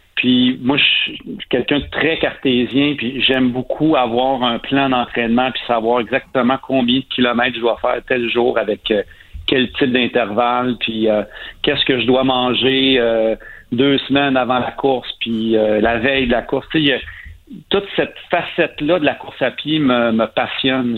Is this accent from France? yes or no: no; Saint-Ours, Quebec, Canada; j'ai grandi à Saint-Ours, qui est un petit village à 15 minutes de cet endroit-là.